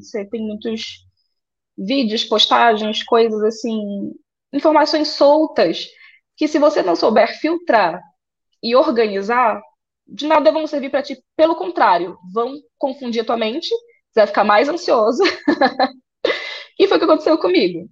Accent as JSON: {"language": "Portuguese", "town": "Santa Isabel do Pará", "region": "Pará", "country": "Brazil", "tie": "born or raised there", "said": "de São Isabel do Pará, interior do Pará, filha de agricultores é, fui criada no interior"}